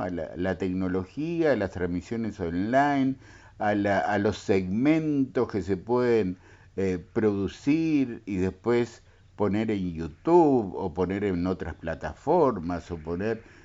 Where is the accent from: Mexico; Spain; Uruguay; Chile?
Uruguay; Rocha; soy de Radio Fortaleza y como rochense